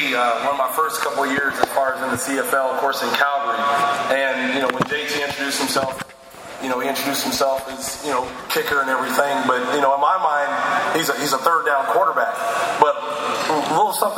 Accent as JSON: {"language": "English", "region": "Oklahoma", "country": "United States", "tie": "born or raised there", "moved": "as an adult", "lives_now": "Ottawa, Canada", "said": "growing up in Oklahoma"}